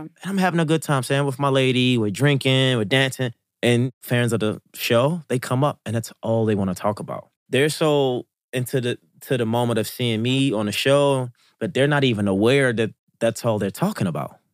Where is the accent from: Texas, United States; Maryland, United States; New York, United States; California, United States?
Maryland, United States; Baltimore; I'm from Baltimore, Maryland, West Baltimore, to be exact. in Baltimore was why I was born and raised.